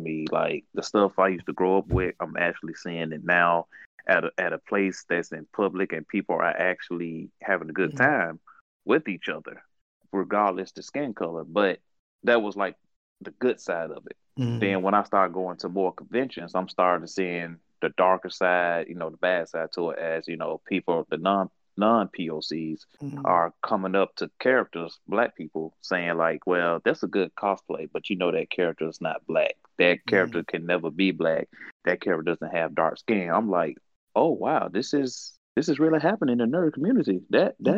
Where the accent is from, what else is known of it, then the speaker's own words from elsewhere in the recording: United States; I'm from America